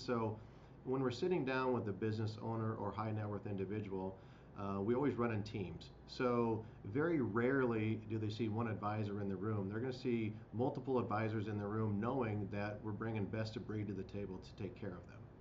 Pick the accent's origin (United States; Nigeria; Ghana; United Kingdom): United States; Midwest; living in the Midwest, growing up in the Midwest